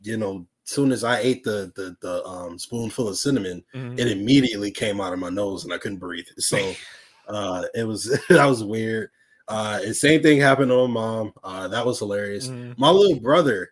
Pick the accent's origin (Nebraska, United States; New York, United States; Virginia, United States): New York, United States; Buffalo; moved away as an adult; also born or lived in Tampa, Florida; born and raised in Buffalo, New York, up until I was about 20 years old